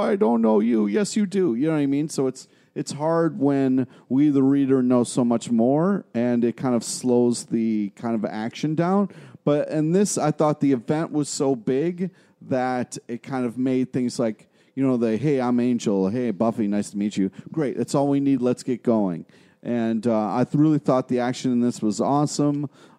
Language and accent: English; Rochester, New York, United States; born or raised there